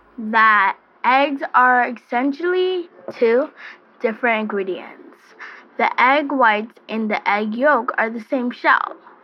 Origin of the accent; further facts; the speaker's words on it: New York City, New York, United States; I am 7 years old and I'm from America, Brooklyn.